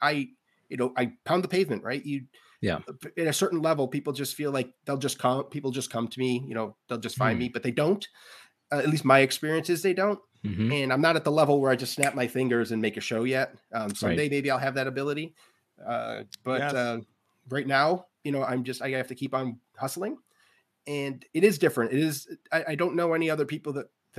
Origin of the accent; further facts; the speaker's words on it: Central New York, United States; now in Orchard Park, United States; I'm from Central New York, which isn't Western New York, Buffalo